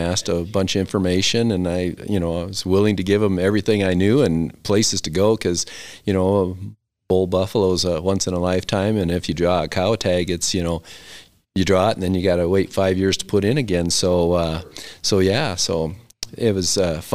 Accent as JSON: {"language": "English", "region": "South Dakota", "country": "United States", "tie": "born or raised there", "moved": "yes", "said": "I grew up in South Dakota, so I have to go back there every year."}